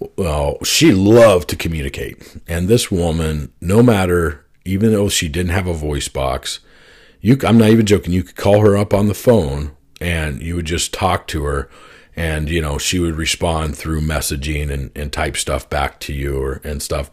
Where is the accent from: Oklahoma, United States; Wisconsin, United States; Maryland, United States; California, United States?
Oklahoma, United States; also born or lived in Arizona; my parents split up, and we moved from Arizona to Oklahoma